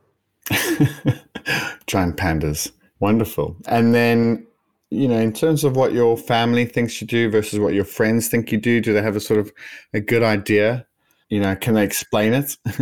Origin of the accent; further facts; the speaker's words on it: South Africa; me being South African